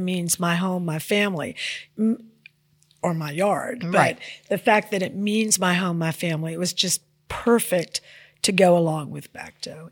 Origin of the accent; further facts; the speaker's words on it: Memphis, Tennessee, United States; also born or lived in New York City; that's my hometown, and I have a lot of a lot of love for it